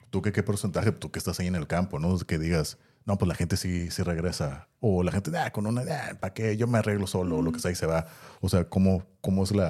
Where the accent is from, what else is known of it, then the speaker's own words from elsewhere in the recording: Mexico; Pues sí, es, lo que te digo. o sea, como mexicanos, no pasa nada.